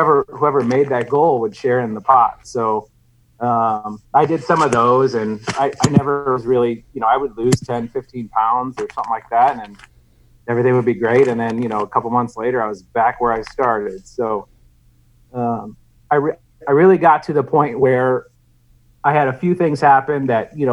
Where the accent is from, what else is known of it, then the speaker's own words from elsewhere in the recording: St. Louis, Missouri, United States; I'm from St. Louis